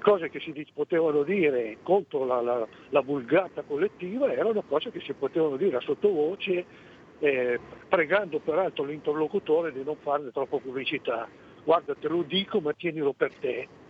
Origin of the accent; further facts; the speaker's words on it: Piedmont, Italy; siamo piemontesi tutti e due, però tra il Piemonte suo e il Piemonte mio non c'è nemmeno parentela, perché il mio è il cosiddetto Piemonte Lombardo